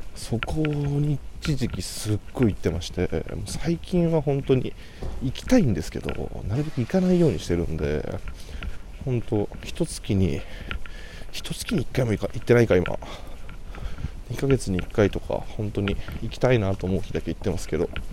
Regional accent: Kanagawa, Japan; 僕は神奈川県出身

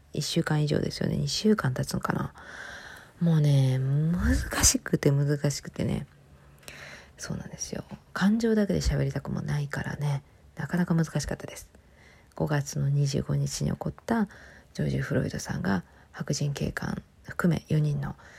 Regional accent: Japan

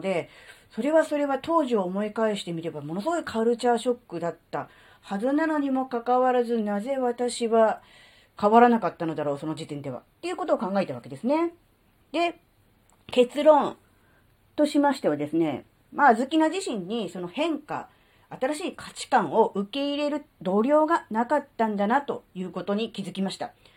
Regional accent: Kanto, Japan; moved away as an adult; now in Tohoku, Japan; 関東生まれ、関東育ちの関東人です

